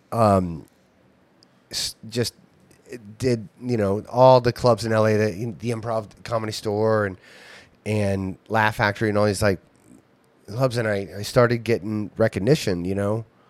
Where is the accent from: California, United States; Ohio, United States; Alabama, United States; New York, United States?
Ohio, United States; my hometown